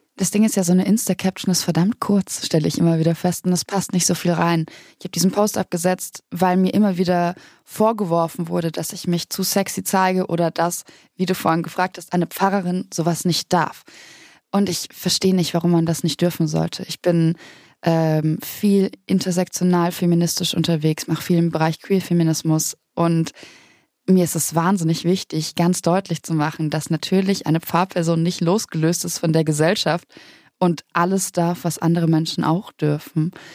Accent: Bavaria, Germany; ich komme aus Bayern, aus einem sehr kleinen Ort, ganz weit im Süden

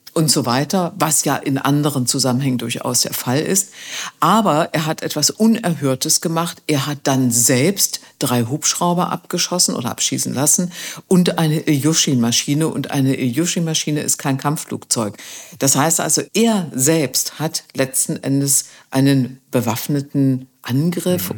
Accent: East Germany, Germany; Ich bin in der DDR groß geworden.

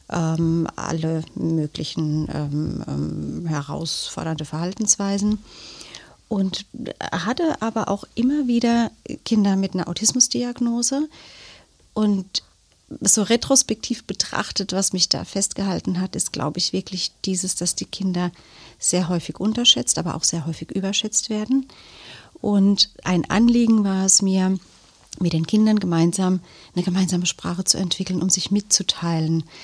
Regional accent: Germany; born there; Also ich bin in Deutschland geboren, aber meine Eltern sind vor vielen, vielen Jahren ausgewandert und daher der Name.

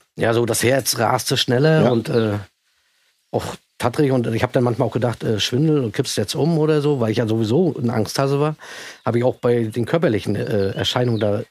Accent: East Germany, Germany; bei uns im Osten

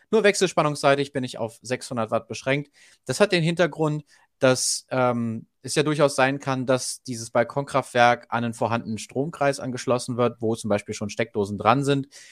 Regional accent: Germany; bei uns in Deutschland

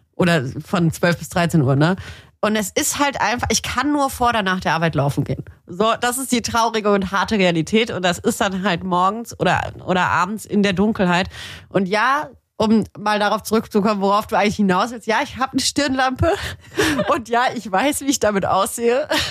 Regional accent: Tübingen, Baden-Württemberg, Germany; moved away; ich komme ja auch ursprünglich aus Tübingen, also richtig schönes äh, schwäbisches äh, Kleinbürgertum.

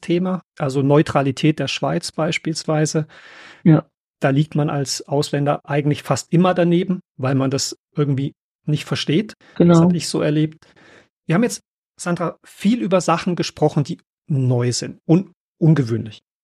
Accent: Germany; für uns Deutsche

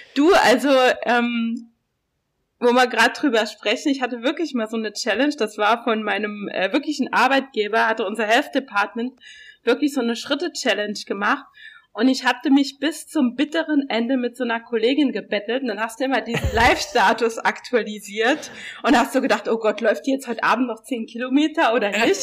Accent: Saarland, Germany; now in Berlin, Germany; ich komme ja aus dem Saarland

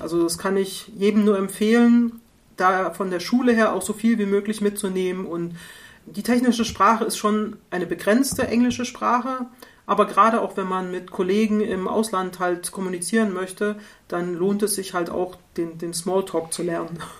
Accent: East Germany, Germany; Ich komme ja aus der DDR

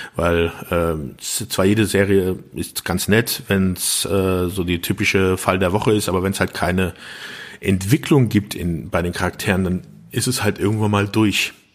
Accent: Germany; hier in, bei uns in Deutschland

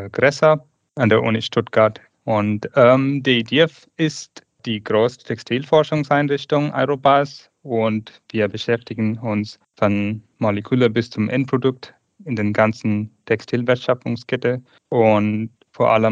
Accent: Tamil Nadu, India; German is a second language; Ich komme aus ursprünglich aus Indien, geboren in 1985 in dem Südindien, Tamil Nadu.

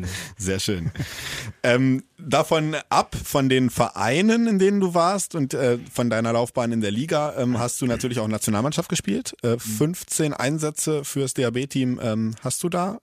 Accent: Hannover, Lower Saxony, Germany; ich komme aus Hannover.

